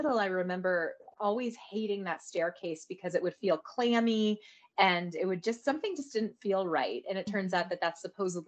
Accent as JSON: {"language": "English", "town": "Santa Fe", "region": "New Mexico", "country": "United States", "tie": "born or raised there", "also_born_or_lived": "Colorado", "said": "I was born in Colorado, but then we moved to New Mexico, and my parents were a big part of the art scene in Santa Fe in the 80s"}